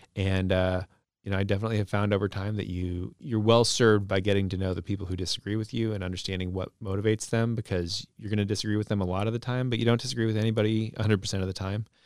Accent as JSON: {"language": "English", "town": "Burien", "region": "Washington", "country": "United States", "tie": "born or raised there", "also_born_or_lived": "West Seattle", "lives_now": "Seattle, United States", "said": "I grew up in Burien and used to live in Burien. I live in West Seattle now"}